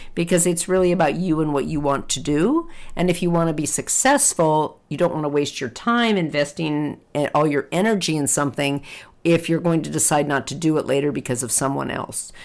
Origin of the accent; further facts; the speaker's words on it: United States; As American English speakers